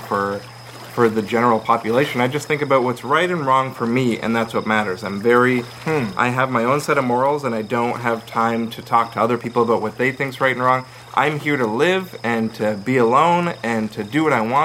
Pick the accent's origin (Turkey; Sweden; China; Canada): Canada; Toronto, Ontario; moved away as an adult; now in Timmins, Canada; I'm from Toronto, Ontario.